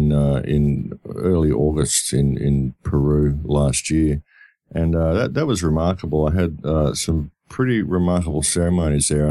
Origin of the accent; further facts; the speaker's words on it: Australia; I come from Australia